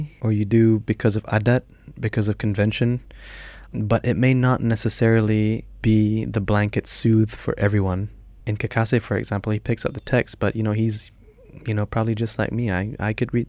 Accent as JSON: {"language": "English", "country": "Iran", "tie": "born or raised there", "moved": "yes", "said": "I'm half Iranian, I'm half Malay. Growing up in Iran"}